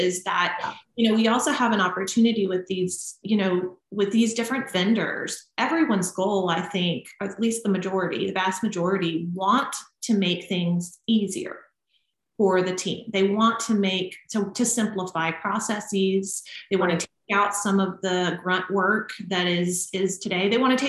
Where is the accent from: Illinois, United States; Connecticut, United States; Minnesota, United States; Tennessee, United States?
Tennessee, United States; Nashville; moved away; So being that I did move away from my family, I moved from Nashville, which is still home to me.